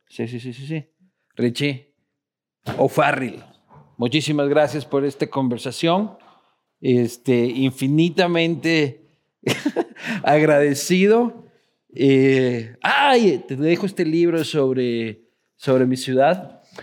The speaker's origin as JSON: {"language": "Spanish", "town": "Quito", "region": "Pichincha", "country": "Ecuador", "said": "En Quito somos andinos, somos de las montañas, más callados"}